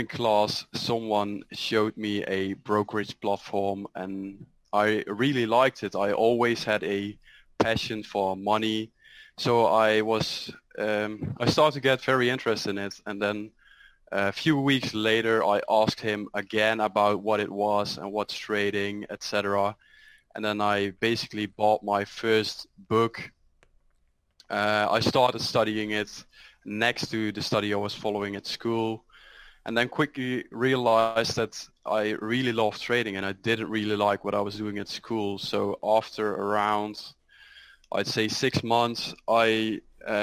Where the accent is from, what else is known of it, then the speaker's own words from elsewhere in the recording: Netherlands; I'm from the Netherlands, 24 years old.